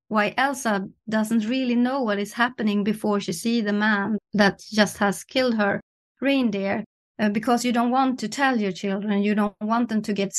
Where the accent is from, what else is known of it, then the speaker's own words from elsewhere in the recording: Norrland, Sweden; in my hometown